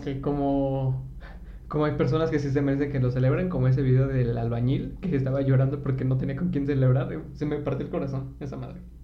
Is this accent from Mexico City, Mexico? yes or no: yes; Mexico City, Mexico; soy de Iztapalapa